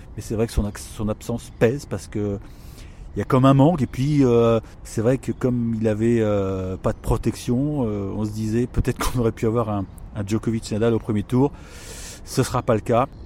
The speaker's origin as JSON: {"language": "French", "country": "France", "said": "quand on est français"}